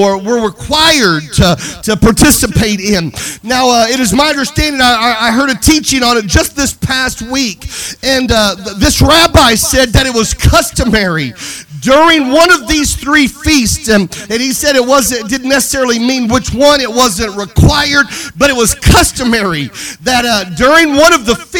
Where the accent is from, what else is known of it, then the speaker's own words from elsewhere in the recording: Mississippi, United States; I'm a boy from Mississippi